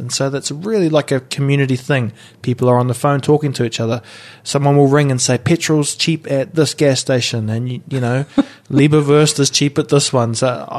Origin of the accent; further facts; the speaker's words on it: New Zealand; I mean, we have them, but I don't think about it when I'm away from New Zealand.